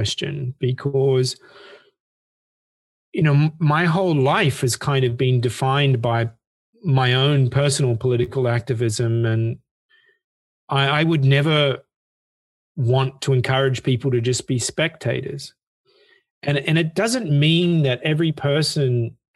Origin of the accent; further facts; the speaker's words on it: Australia; I come from Australia, so it's high school certificate in Australia